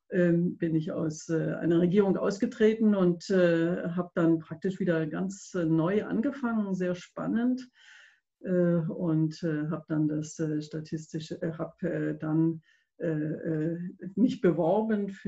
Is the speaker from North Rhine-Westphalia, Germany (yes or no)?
no; Stuttgart, Baden-Württemberg, Germany; now in Lenningen, Germany; mein Vater war Sachse, meine Mutter äh, Preußin, aber ich bin nicht reingeschmeckt, sondern bin eine echte Stuttgarterin, wenn auch nicht von mehreren Generationen schon Schwäbin